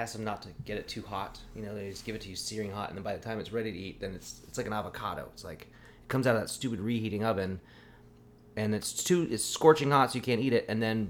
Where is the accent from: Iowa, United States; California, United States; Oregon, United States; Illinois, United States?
Oregon, United States; Eugene; now in Sonoma, United States; Eugene, Oregon, my hometown.